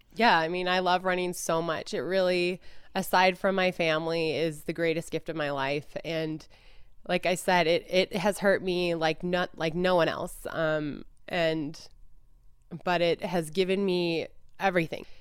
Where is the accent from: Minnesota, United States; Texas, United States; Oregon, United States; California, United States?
Minnesota, United States; Duluth; I grew up in Minnesota